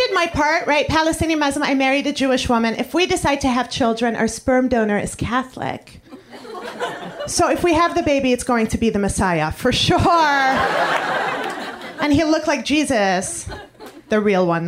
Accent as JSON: {"language": "English", "town": "Montreal", "region": "Quebec", "country": "Canada", "tie": "born or raised there", "moved": "as an adult", "lives_now": "New York City, United States", "said": "I come from Montreal, Canada, the French part."}